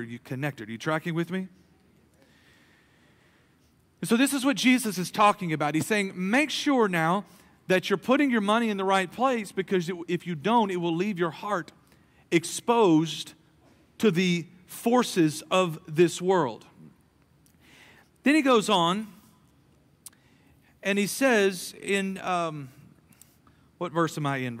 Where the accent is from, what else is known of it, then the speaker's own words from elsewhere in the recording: United States; as American Christians